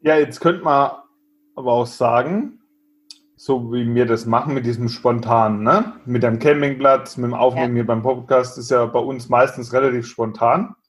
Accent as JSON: {"language": "German", "country": "Germany", "said": "bei uns in Deutschland"}